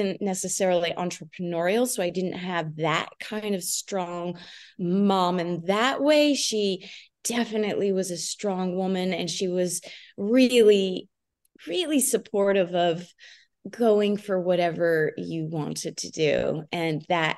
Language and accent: English; New Jersey, United States; We grew up in New Jersey, in a suburb of New Jersey